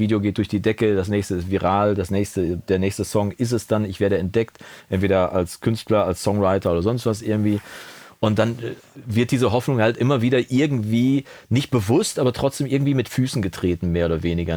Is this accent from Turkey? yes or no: no; Coesfeld, North Rhine-Westphalia, Germany; bei uns im Münsterland oder im Coesfeld speziell